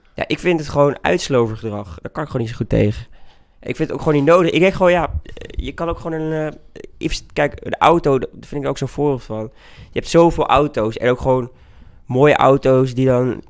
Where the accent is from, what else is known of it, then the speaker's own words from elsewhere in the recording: Twente, Overijssel, Netherlands; now in Utrecht, Netherlands; ik woon dus in Utrecht, maar ik voel me meer tukker dan dat ik me Nederlander voel